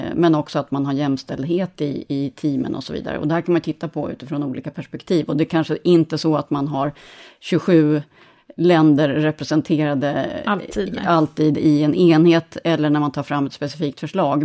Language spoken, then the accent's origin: Swedish; Sweden; moved away; Jag är svensk chef själv över vårt gäng